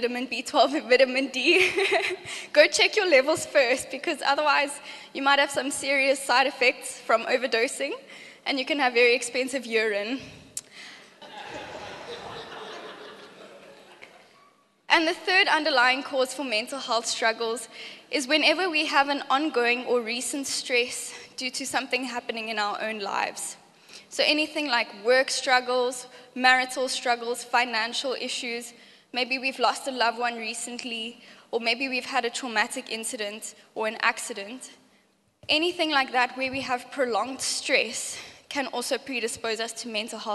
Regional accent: Johannesburg, Gauteng, South Africa; now in Cape Town, South Africa; I grew up in Joburg

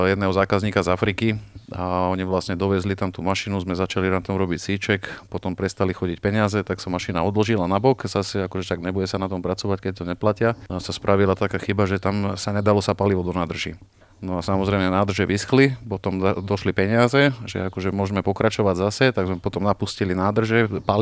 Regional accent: Bratislava, Bratislava Region, Slovakia; Čiže u nás v Bratislave?

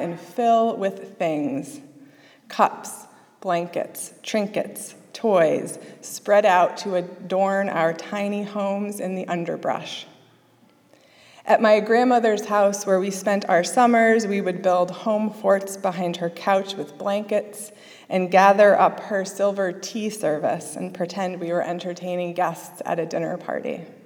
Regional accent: Springfield, Massachusetts, United States; I grew up in Springfield, Massachusetts, before moving to a small rural farming town just south on the Connecticut border

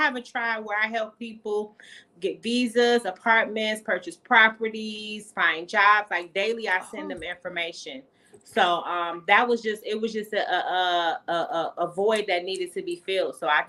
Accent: United States; moved away as an adult; also born or lived in Nigeria; now in Dubai, United Arab Emirates; now I'm the foreigner. Now I'm the American

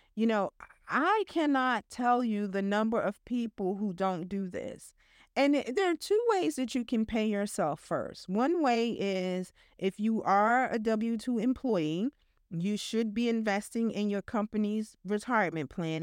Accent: New York, United States; I'm a New Yorker

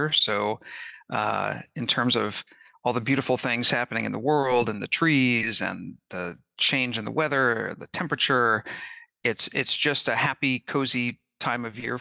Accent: Kansas City, Missouri, United States; also born or lived in Independence, Missouri; I grew up in Kansas City and Independence, Missouri

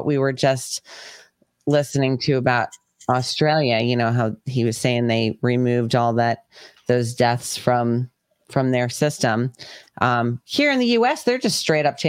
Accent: Connecticut, United States; We're in Connecticut. We're both from Connecticut.

